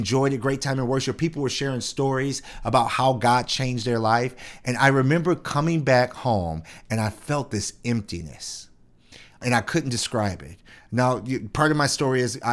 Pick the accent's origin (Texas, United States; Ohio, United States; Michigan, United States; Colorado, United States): Michigan, United States; Detroit; also born or lived in Shelby Township, Michigan; I grew up in Detroit. Lived in Detroit all my life